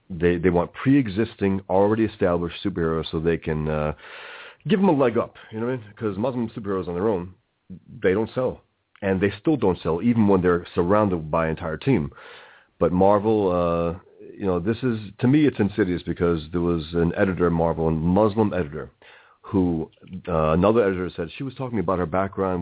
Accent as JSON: {"language": "English", "town": "New York City", "region": "New York", "country": "United States", "tie": "born or raised there", "said": "I was born and raised here in America, in the Bronx"}